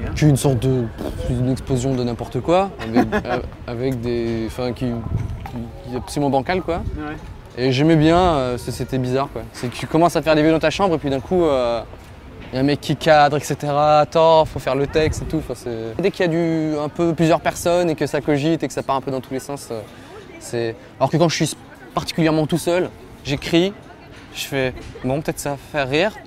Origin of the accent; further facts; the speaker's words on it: Var, Provence-Alpes-Côte d'Azur, France; je viens du Var. mes parents sont varois